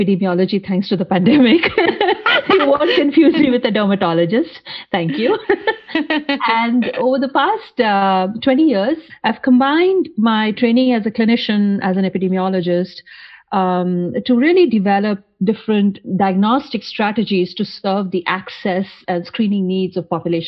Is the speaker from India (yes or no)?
yes; North India, India; moved away as an adult; now in United States; when I was in my home country, India